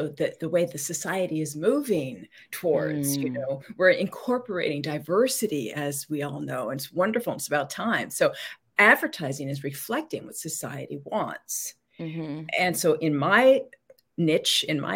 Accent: Los Angeles, California, United States; I was born in Hollywood, California

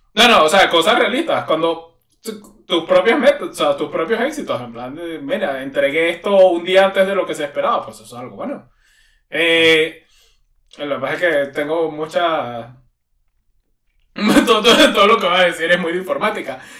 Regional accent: Venezuela; moved away; en mi país

